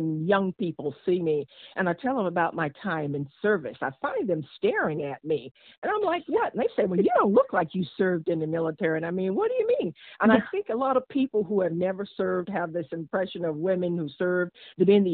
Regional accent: Washington, District of Columbia, United States; also born or lived in Virginia; I was born in Virginia, raised in Washington, D.C.

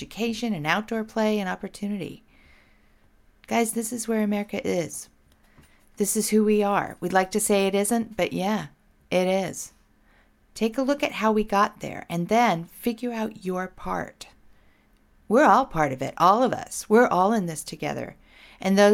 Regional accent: Portland, Oregon, United States; here in my home state, Portland, Oregon

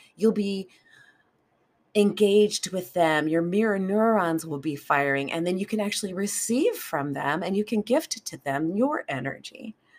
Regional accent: United States; I live in America, and I'm an American, and I grew up in that culture

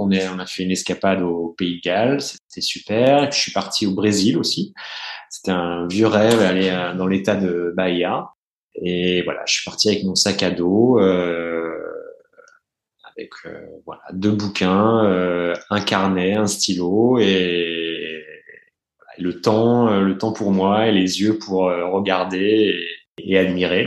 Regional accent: Burgundy, Bourgogne-Franche-Comté, France; moved away; je suis né, j'ai grandi en Bourgogne

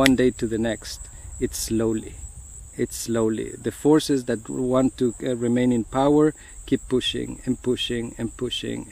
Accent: Guatemala; now in United States; I come from Guatemala, and I have seen other places.

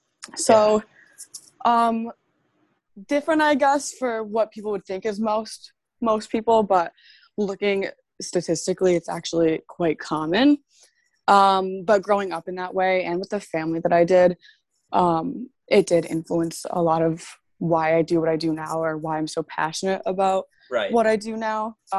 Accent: Maryland, United States; Well, I'm actually from Maryland, which surprises a lot of people.

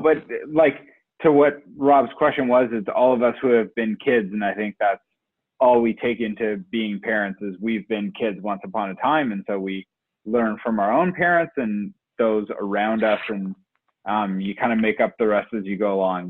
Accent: Oakville, Ontario, Canada; also born or lived in Brampton; me and Sunshine are from Oakville

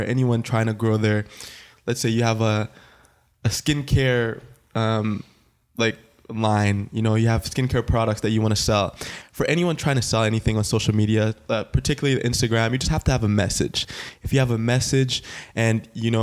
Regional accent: Ottawa, Ontario, Canada; I am a photographer from Ottawa

